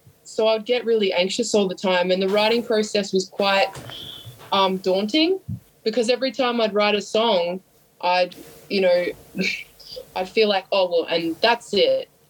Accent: Sydney, New South Wales, Australia; We wear leather jackets and we drink heaps of booze, and yeah, we're from Sydney, like that kind of vibe.

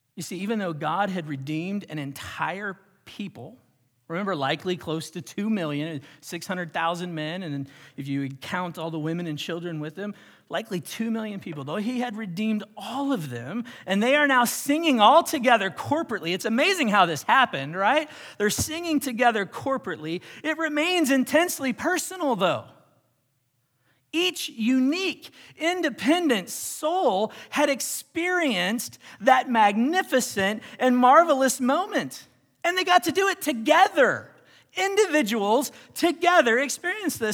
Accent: United States

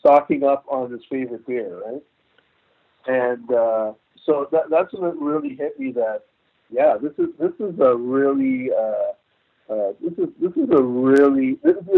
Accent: Toronto, Ontario, Canada; also born or lived in St. Kitts; now in Burlington, Canada; I grew up in Toronto

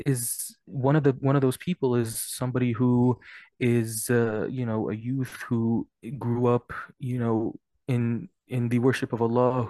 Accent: Lexington, Kentucky, United States; I am also from Lexington, Kentucky

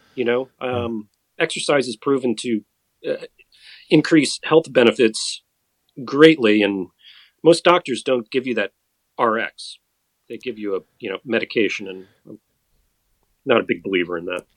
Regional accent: Madison, Wisconsin, United States; I grew up in Madison, Wisconsin

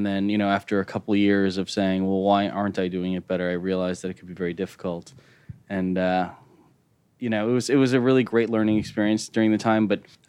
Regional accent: Chicago, Illinois, United States; I'm from Chicago. I was born and raised in Chicago. I went to school in D.C.

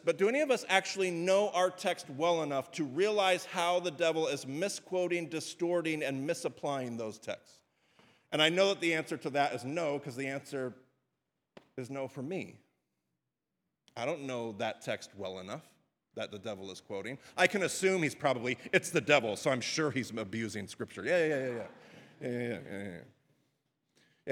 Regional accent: United States; as Western American Christians.

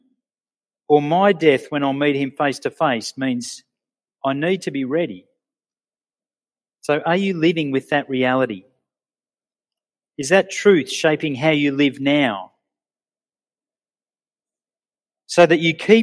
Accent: Sydney, New South Wales, Australia; moved away as an adult; now in Orange, Australia; I grew up in Sydney in the 70s and 80s

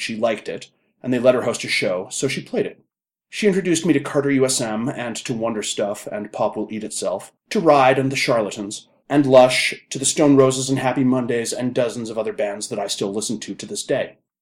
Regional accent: Canada; we are Canadian

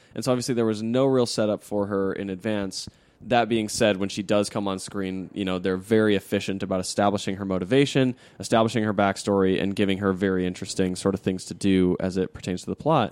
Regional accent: Utah, United States; also born or lived in Arizona; I was born in Arizona and, and, you know, like, I didn't, I wasn't raised there. I was raised in Utah

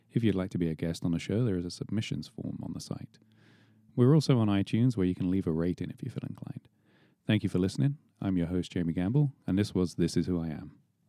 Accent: England, United Kingdom; moved away; growing up in England in the seventies

